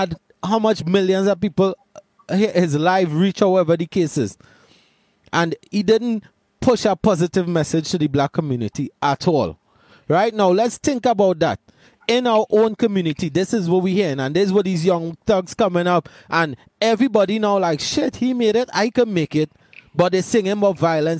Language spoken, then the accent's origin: English; Laventille, Trinidad & Tobago; grew up in Lavantil